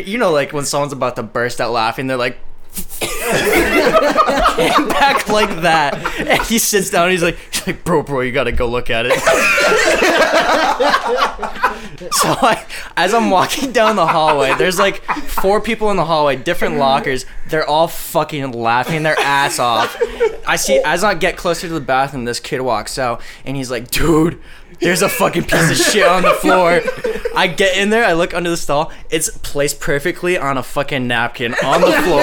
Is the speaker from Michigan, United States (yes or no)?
no; Phillipston, Massachusetts, United States; I'm from Phillipston, Massachusetts, like sticks